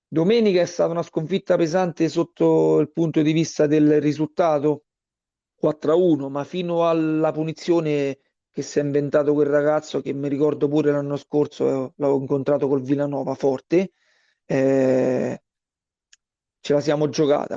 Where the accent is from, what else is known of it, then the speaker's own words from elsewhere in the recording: Frosinone, Lazio, Italy; moved away as an adult; now in Tivoli, Italy; io sono originario di Frosinone e sono circa mh, mm, dieci anni che sono qui a Tivoli